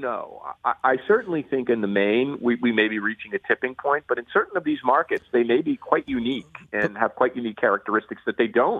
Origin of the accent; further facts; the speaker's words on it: Newark, New Jersey, United States; my hometown of Newark, New Jersey.